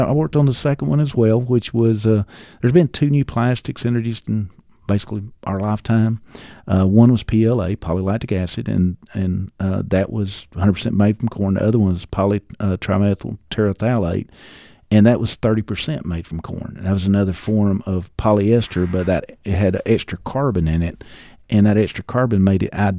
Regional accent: Georgia, United States; No, I was raised in Northeast Georgia, in Banks County, which is most people will never know where Banks County is

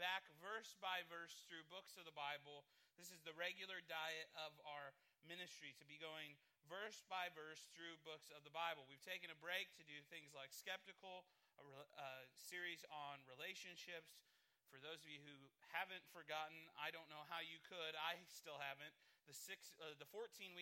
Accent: Midwest, United States; I'm a Midwesterner

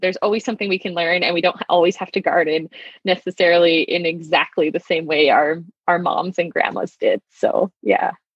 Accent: southeastern Saskatchewan, Canada; moved away as an adult; also born or lived in Kelowna, British Columbia; growing up in Saskatchewan in southern southeastern Saskatchewan

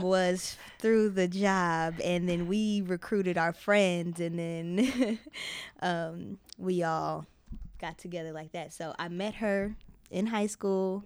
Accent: Denver, Colorado, United States; moved away as an adult; now in Chicago, United States; born and raised in Denver

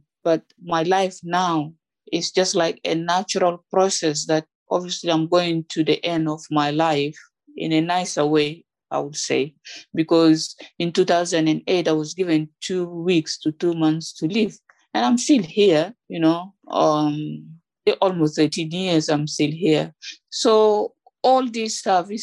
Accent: Juba, Central Equatoria, South Sudan; moved away as an adult; now in United Kingdom; As part of a family growing up in Juba

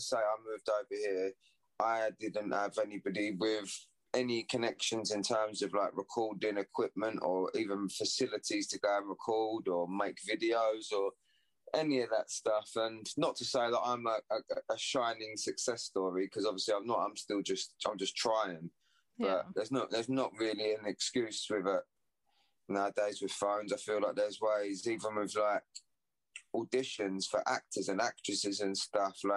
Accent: Southend-on-Sea, East of England, United Kingdom; Southend's my hometown, that's where I'm from

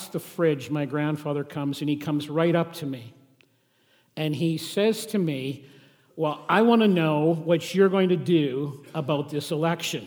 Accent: Saskatchewan, Canada; I grew up in Saskatchewan

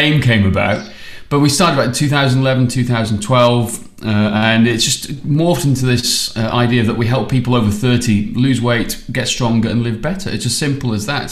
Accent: Welsh, Wales, United Kingdom; now in Australia; I'm Welsh

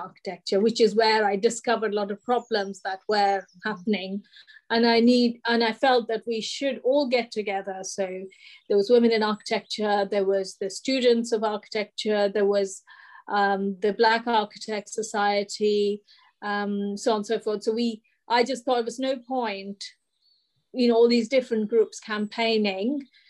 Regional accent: India; moved away; when I came from India, I thought it would be like wonderful, you know, women and men equal, but no, it wasn't.

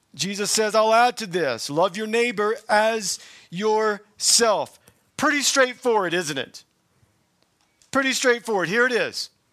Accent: the South, United States; I'm from the South

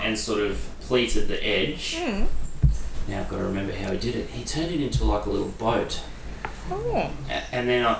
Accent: Queensland, Australia; I'm from Queensland

